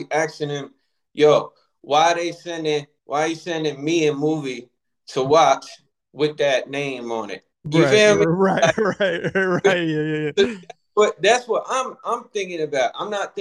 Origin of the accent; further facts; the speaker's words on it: Baltimore, Maryland, United States; I'm a writer from Baltimore, Maryland